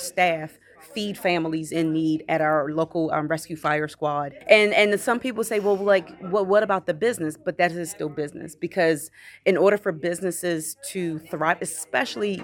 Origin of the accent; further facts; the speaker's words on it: Baltimore, Maryland, United States; moved away as an adult; now in Bethesda, United States; I grew up in Baltimore City, so very, very heavily populated, very urbanized area.